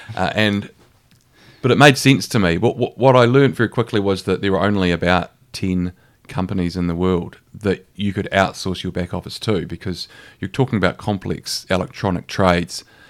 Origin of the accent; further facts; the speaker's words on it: Christchurch, Canterbury, New Zealand; moved away as an adult; also born or lived in Otago / Australia / London; I'm from Avonside. So, I grew up in Avonside.